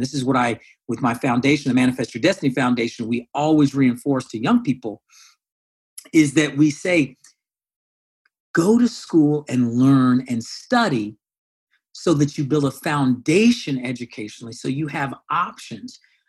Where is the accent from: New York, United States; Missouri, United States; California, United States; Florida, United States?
California, United States; also born or lived in Iowa; I was born there. Eventually, my parents split up, moved out to California, the Bay Area, and then Sacramento, et cetera.